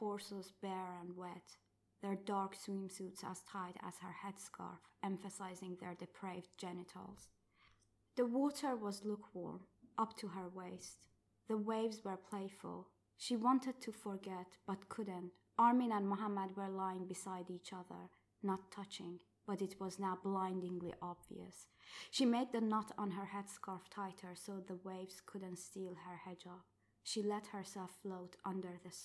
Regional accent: Tehran, Tehran Province, Iran; first language Farsi; English is a second language; moved away as an adult; now in London, United Kingdom; I came to London from Tehran to do an MA in creative writing.

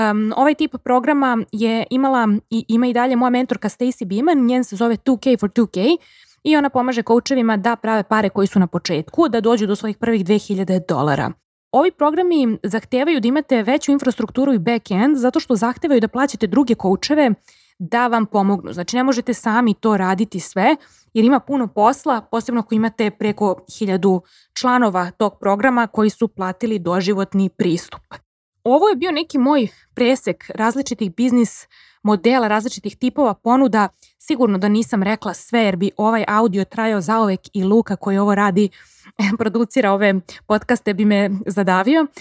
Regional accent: Serbia; kod nas u Srbiji

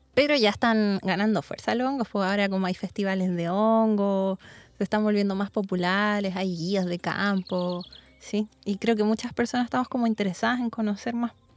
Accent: Santiago, Santiago Metropolitan Region, Chile; Yo igual soy santiaguina

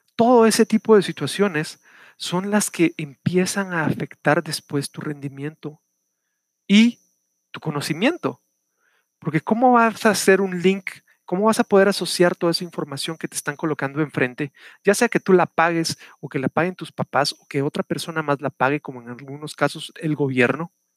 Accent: Guatemala; El día de ayer fue el Día del Maestro en mi país, estoy hablándoles desde Guatemala

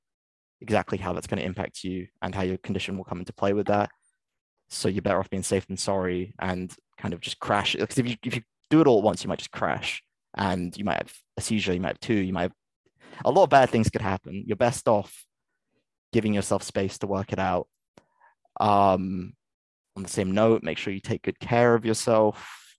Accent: England, United Kingdom; moved away as an adult; now in Scotland, United Kingdom; I'm English

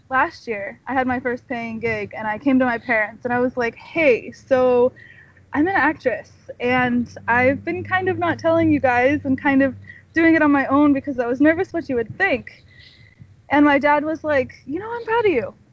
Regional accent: California, United States; also born or lived in Washington / Texas / Florida / New York; No, I'm from California. I was born here, and then actually I moved. I lived in Washington State. I lived in Texas. I lived in Florida, and I lived in New York. But I came back because I love California.

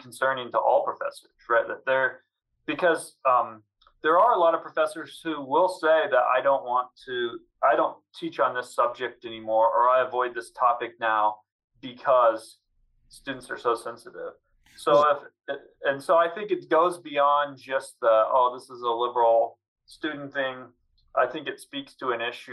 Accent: Southwest Missouri, United States; when I was growing up in Southwest Missouri

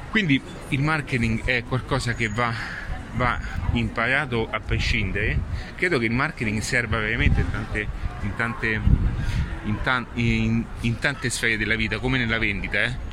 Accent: Rome, Lazio, Italy; una buona matriciana, adesso sono di Roma utilizzo questa

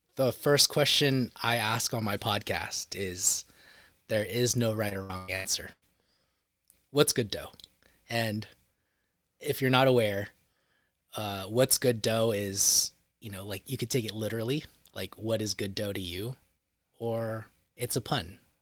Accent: Bay Area, California, United States; my hometown of the Bay Area

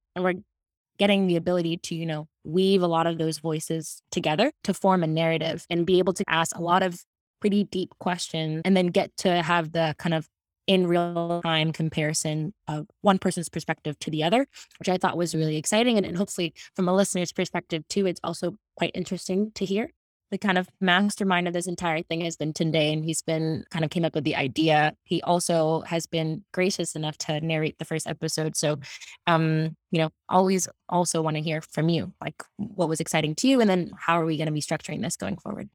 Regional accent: Atlanta, Georgia, United States; accent: American; moved away; originally from Atlanta to Jamaican and British parents

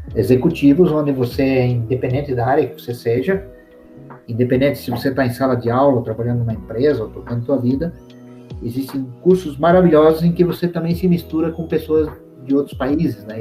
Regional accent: Brazil; also born or lived in London, United Kingdom; onde eu moro, onde eu nasci, que é o Brasil, né? É, nasci aqui e, e, sou feliz aqui.

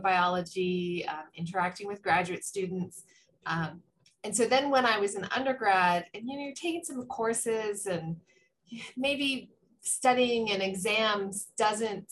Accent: Tucson, Arizona, United States; I grew up in Tucson

